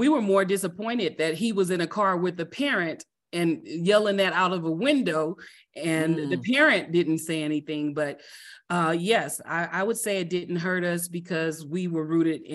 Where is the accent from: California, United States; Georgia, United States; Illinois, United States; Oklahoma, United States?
California, United States; Compton; also born or lived in Oxnard, California / South Central Los Angeles; I'm originally from Compton, California, raised by my mom and dad until I was five